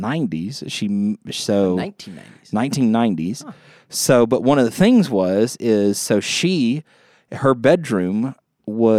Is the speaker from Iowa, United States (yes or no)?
no; Bethany, Louisiana, United States; now in Shreveport, United States; I grew up in a little town called Bethany, which is right on the border. I could walk to Texas every day.